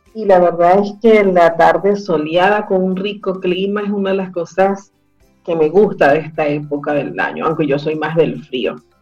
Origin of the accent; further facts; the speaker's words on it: Venezuela; now in Chile; nosotros como comunidad venezolana que vive en Chile y que estamos integrándonos a la sociedad chilena